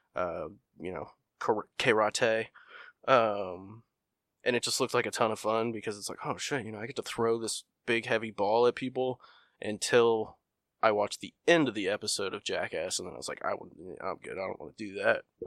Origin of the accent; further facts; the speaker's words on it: Illinois, United States; I'm from Illinois